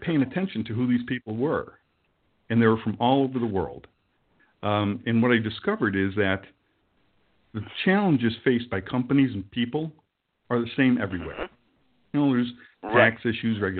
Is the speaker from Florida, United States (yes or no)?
no; New York, United States; now in Frankfurt, Germany; I'm in Paris, living in Frankfurt, from New York